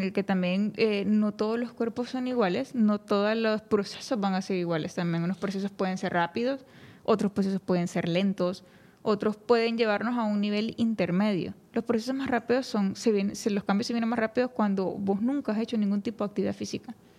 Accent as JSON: {"language": "Spanish", "country": "Honduras", "said": "la cultura de, que nos envuelve como hondureños"}